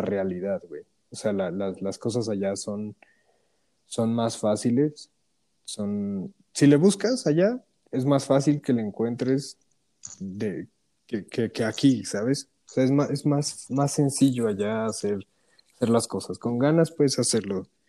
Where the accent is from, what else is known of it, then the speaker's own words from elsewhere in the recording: Mexico; moved away as an adult; also born or lived in Toronto, Canada; ya estoy en mi país, ¿sabes? Eh, en México